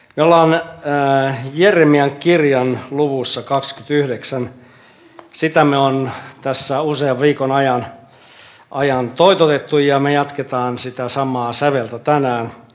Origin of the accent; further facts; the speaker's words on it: Jyväskylä, Central Finland, Finland; also born or lived in Kustavi / Hämeenlinna / Jaala; now in Helsinki, Finland; Mä olen Jyväskylästä kotoisin